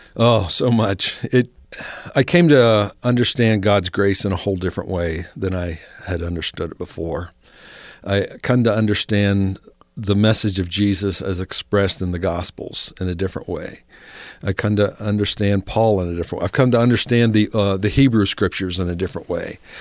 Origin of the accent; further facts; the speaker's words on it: Ohio, United States; moved away as an adult; now in Salt Lake City, United States; Where I grew up in Ohio